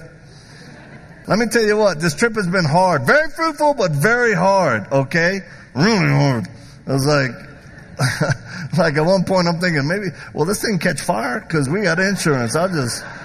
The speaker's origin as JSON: {"language": "English", "region": "the South", "country": "United States", "said": "I'm from the South"}